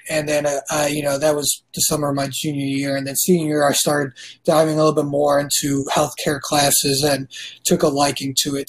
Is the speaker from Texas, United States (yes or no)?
no; New York, United States; moved away as an adult; also born or lived in Indianapolis, Indiana; now in Chicago, United States; we grew up in New York, I went to Indianapolis, got a degree in risk management from Butler University, and now I've been in Chicago for the last four years